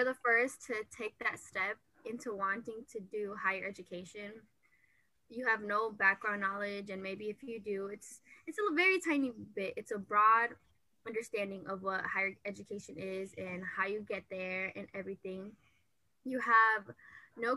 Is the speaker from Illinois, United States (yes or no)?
yes; Waukegan, Illinois, United States; I am originally from Waukegan, Illinois